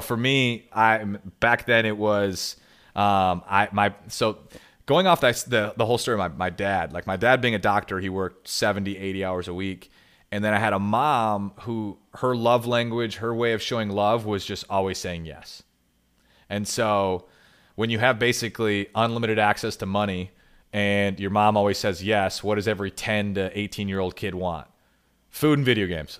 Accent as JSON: {"language": "English", "region": "Michigan", "country": "United States", "also_born_or_lived": "Grand Rapids, Michigan", "said": "I'm from Michigan. I live in Grand Rapids, Michigan"}